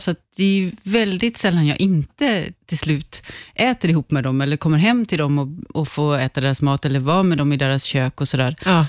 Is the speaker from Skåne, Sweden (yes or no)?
no; Tjörn, Västra Götaland, Sweden; moved away; also born or lived in Lahore, Pakistan; jag är uppvuxen på Körn på västkusten